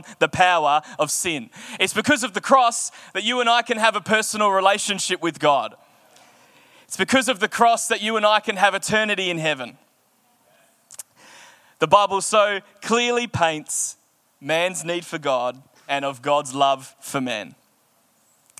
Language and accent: English; Australia; as an Australian going there, and as an Australian Christian